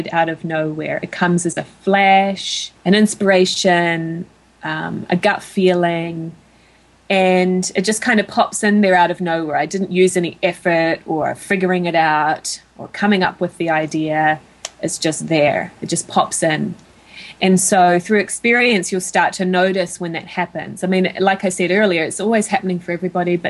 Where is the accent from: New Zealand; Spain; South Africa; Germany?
New Zealand; moved away as an adult; now in United States; my home country of New Zealand